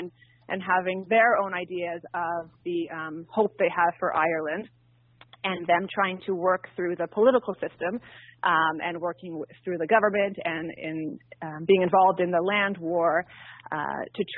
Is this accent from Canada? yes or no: yes; near Ottawa, Ontario, Canada; moved away; I'm actually originally from Ottawa, close to Ottawa, in a small farming community outside of the city